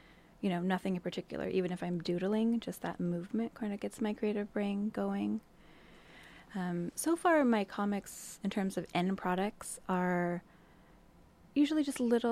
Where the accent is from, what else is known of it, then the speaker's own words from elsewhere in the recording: Portland, Oregon, United States; moved away as an adult; also born or lived in Montreal, Canada; now in Astoria, United States; So I grew up in the Portland area, and then I moved